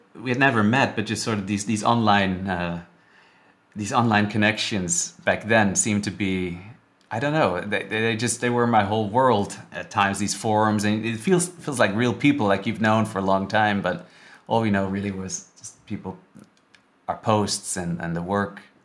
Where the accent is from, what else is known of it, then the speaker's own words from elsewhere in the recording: Netherlands; moved away as an adult; also born or lived in Vancouver; I'm from the Netherlands originally